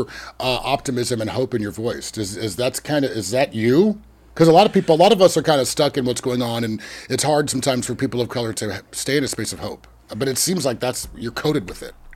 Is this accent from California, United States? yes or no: yes; Sonoma County, California, United States; I was raised in Sonoma County and I was raised in a suburb